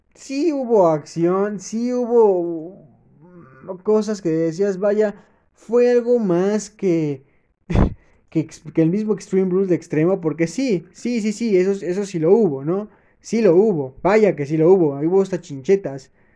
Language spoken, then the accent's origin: Spanish; Mexico; como buen mexicano